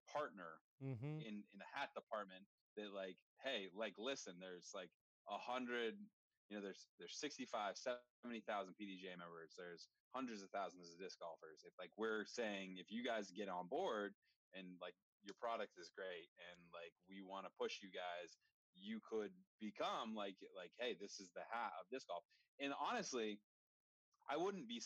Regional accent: Vermont, United States; I'm from Vermont

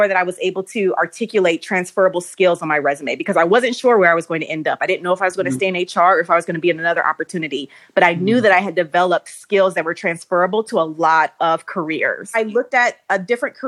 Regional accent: Ohio, United States; moved away as an adult; also born or lived in New York City; I'm originally from Ohio, and I went back home for a little while

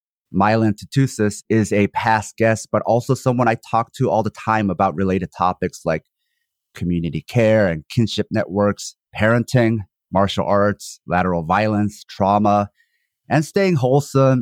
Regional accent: South Korea; now in United States; I'm a Korean born in one Korea, which was cleaved in half by the empire. I currently reside in the U.S.

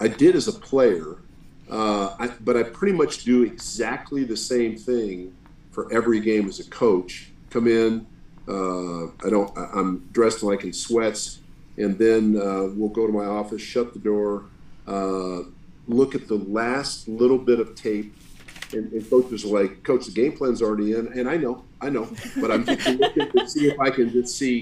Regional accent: Denver, Colorado, United States; a kid from Denver. I mean, I grew up in Denver

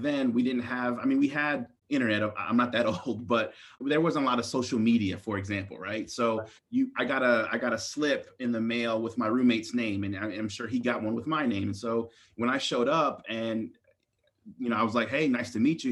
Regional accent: Maryland, United States; I was born and raised in Maryland

